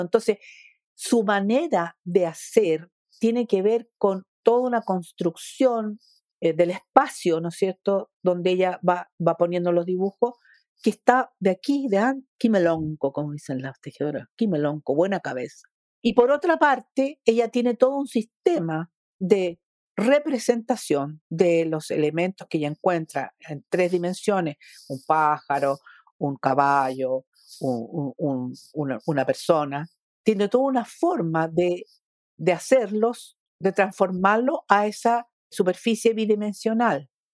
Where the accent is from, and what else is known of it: Chile